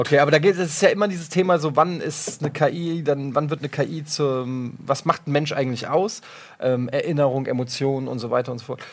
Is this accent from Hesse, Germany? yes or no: yes; Frankfurt, Hesse, Germany; ich komme ja aus Frankfurt, ich bin Eintracht-Fan